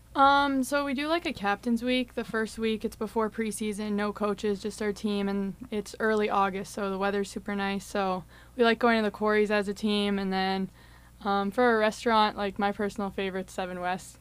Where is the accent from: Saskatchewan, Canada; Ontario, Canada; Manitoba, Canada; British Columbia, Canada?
Manitoba, Canada; Winnipeg; moved away as an adult; now in Saint Cloud, United States; I'm from Winnipeg, Manitoba